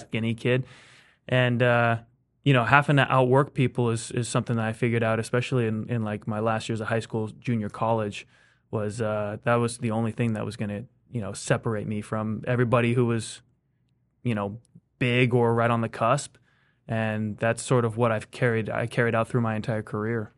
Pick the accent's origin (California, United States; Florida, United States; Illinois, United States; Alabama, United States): California, United States; Fair Oaks; moved away as an adult; also born or lived in Fresno, California; grew up mostly in in Fair Oaks.